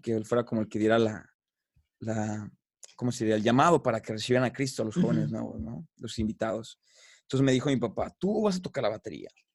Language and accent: Spanish; Guadalajara, Jalisco, Mexico; yo soy originario de la ciudad de Guadalajara, soy tapatío